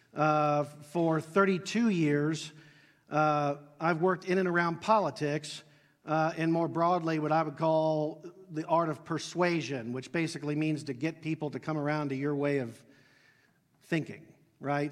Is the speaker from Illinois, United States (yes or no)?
no; Dayton, Ohio, United States; I grew up in Southwest Ohio, Dayton, Ohio